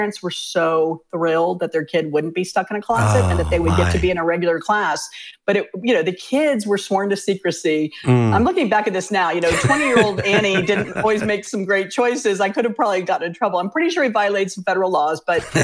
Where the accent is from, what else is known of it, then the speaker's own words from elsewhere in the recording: Fairfax County, Virginia, United States; also born or lived in Richmond, Virginia; the folks where we grew up in Fairfax County